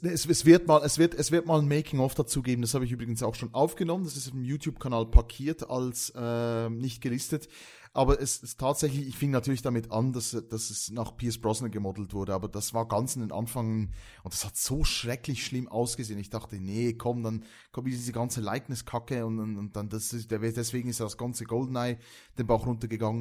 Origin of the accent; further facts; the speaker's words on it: Valais, Switzerland; accent: Walliser Deutsch; das ist auf Walliser Deutsch, das ist mein, äh, mein Dialekt